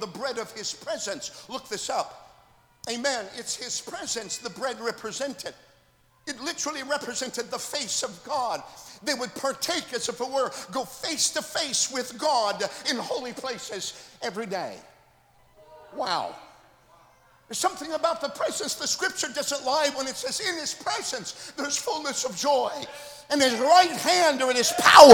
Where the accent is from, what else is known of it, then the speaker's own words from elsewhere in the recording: Oslo, Minnesota, United States; moved away; I'm originally from Oslo, Minnesota, on the North Dakota border.